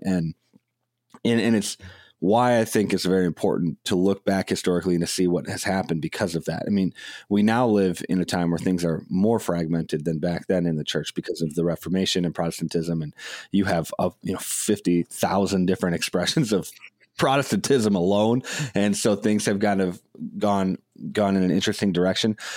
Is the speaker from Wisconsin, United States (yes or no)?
yes; Madison, Wisconsin, United States; I grew up in Madison, Wisconsin, in the public school system